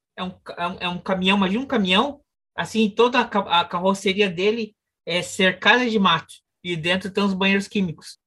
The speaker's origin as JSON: {"language": "Portuguese", "country": "Brazil", "also_born_or_lived": "Caribbean", "moved": "yes", "said": "eu sou brasileiro"}